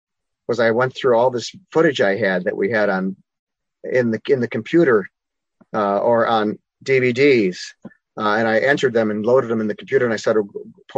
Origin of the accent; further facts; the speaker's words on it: Chicago, Illinois, United States; I'm a Chicagoan, a native Chicagoan. I grew up on the south side of Chicago.